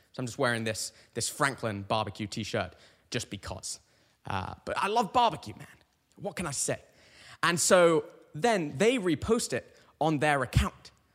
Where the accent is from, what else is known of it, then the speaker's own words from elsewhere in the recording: United Kingdom; now in Connecticut, United States; I'm a Brit